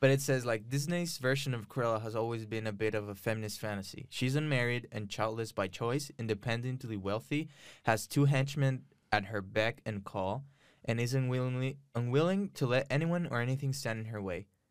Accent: Ciudad Juárez, Chihuahua, Mexico; also born or lived in El Paso, Texas, United States; now in Austin, United States; I'm from El Paso. I was raised in Juarez.

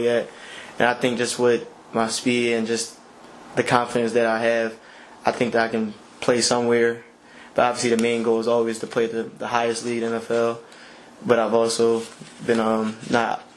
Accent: Philadelphia, Pennsylvania, United States; I'm from Philly

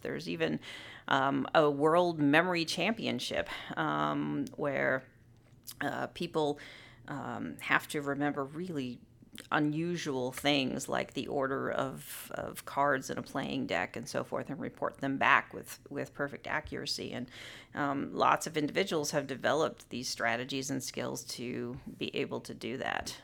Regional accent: Southern California, United States; moved away as an adult; now in Illinois, United States; I grew up in Southern California, um, very close to Disneyland

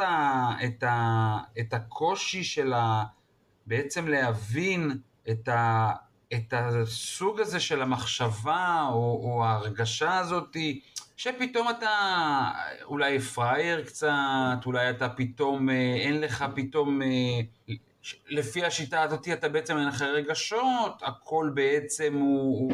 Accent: Israel; אני כמו ישראלי טוב

